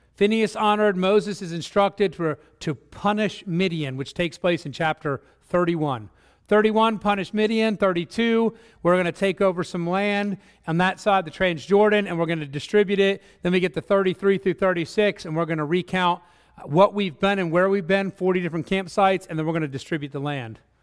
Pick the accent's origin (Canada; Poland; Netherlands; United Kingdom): Netherlands; moved away; I come from Holland